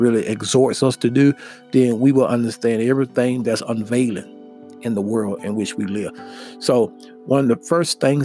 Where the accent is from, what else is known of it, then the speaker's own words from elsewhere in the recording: United States; us as American people